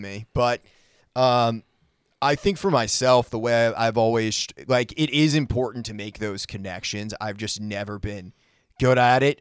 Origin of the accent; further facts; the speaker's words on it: New England, United States; now in Nashville, United States; I grew up in New England